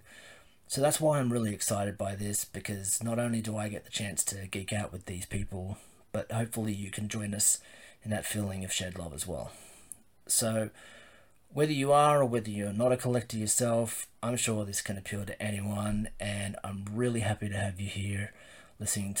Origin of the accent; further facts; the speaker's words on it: Sydney, New South Wales, Australia; I'm from Sydney, Australia